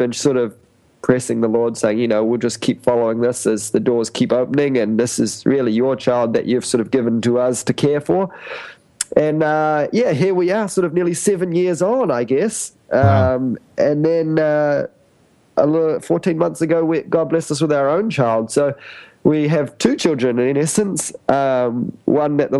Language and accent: English; New Zealand; moved away as an adult; now in Cambodia; I'm from New Zealand